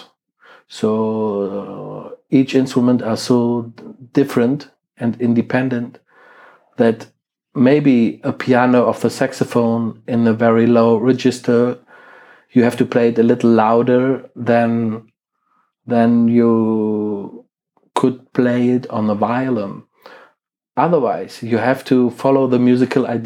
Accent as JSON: {"language": "English", "town": "Krefeld", "region": "North Rhine-Westphalia", "country": "Germany", "tie": "born or raised there", "second_language": "English", "said": "my hometown Krefeld, which is in Germany and near to Düsseldorf and Cologne"}